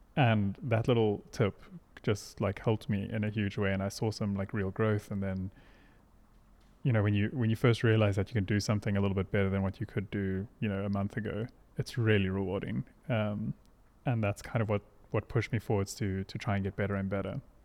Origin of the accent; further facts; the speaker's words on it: Hermanus, Western Cape, South Africa; also born or lived in Pretoria; We moved off of the farm when I was like five or so. Um, and then we moved to a seaside town called Hermanus in the Western Cape